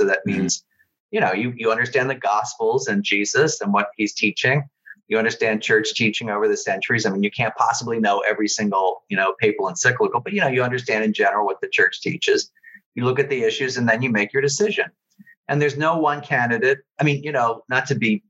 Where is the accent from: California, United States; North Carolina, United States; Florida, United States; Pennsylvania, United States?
Pennsylvania, United States; outside of Philadelphia; growing up outside of Philadelphia